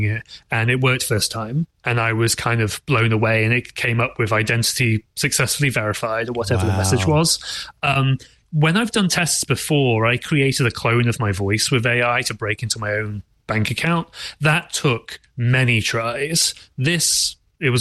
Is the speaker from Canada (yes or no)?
no; England, United Kingdom; being English myself